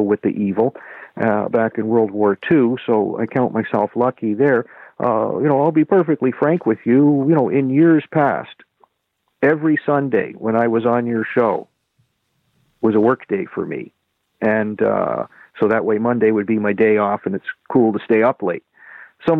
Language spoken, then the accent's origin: English; Canada; I'm a Canadian